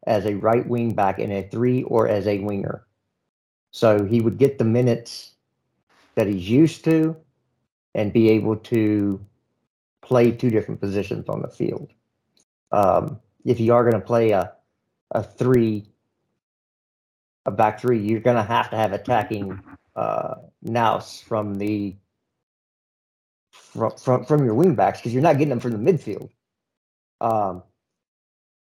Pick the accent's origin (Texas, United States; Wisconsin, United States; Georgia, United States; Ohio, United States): Texas, United States; I'm not American. I'm Texan.